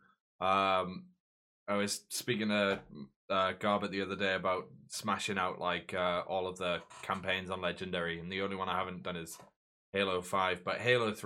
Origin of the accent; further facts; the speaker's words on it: Newcastle upon Tyne, North East England, United Kingdom; I'm from Newcastle